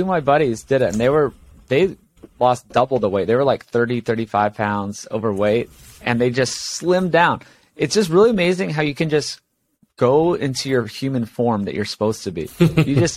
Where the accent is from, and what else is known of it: Hawaii, United States; born or raised there; moved away as an adult; also born or lived in Los Angeles